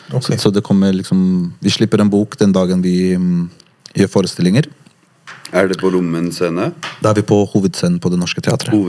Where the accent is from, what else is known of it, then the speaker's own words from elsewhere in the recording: Morocco; now in Norway; Jeg er marokkaner